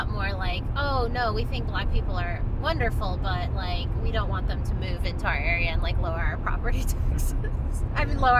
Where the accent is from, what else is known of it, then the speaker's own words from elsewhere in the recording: Ohio, United States; moved away; we both grew up there.